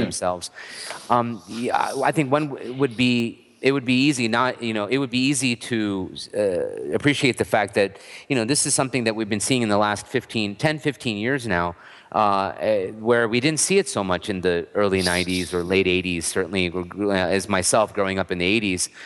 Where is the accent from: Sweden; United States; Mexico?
United States; I was born and raised here